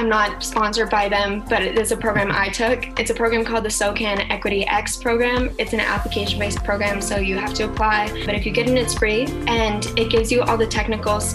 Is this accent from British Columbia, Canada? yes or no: no; Calgary, Alberta, Canada; also born or lived in Toronto; I'm in Calgary right now. My family is here and I was born and raised here.